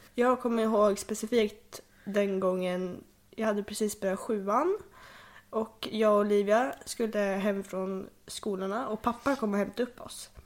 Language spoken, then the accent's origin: Swedish; Sweden; also born or lived in Hölö; jag föddes 2004 också i Hölö jag tror att jag hann bo på Tullgården ett år innan vi flyttade tillbaka till Bergåkra